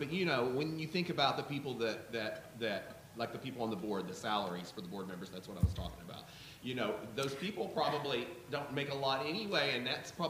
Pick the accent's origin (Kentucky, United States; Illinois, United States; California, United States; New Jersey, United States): Kentucky, United States; from Kentucky. I don't ever remember a Democrat governor growing up.